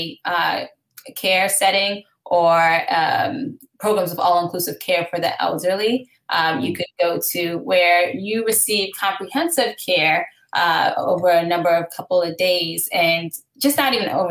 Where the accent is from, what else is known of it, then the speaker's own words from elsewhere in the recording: Gaithersburg, Maryland, United States; now in New York City, United States; I'm actually from Gaithersburg, Maryland. So Montgomery.